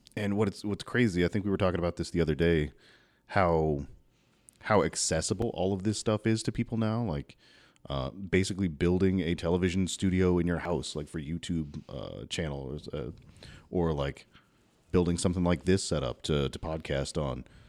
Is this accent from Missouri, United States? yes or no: no; Louisville, Kentucky, United States; moved away as an adult; now in Southern Indiana, United States; I grew up in South Louisville